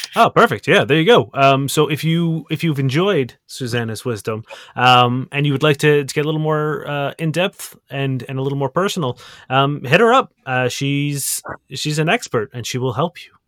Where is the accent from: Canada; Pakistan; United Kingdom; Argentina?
Canada; you're talking to a Canadian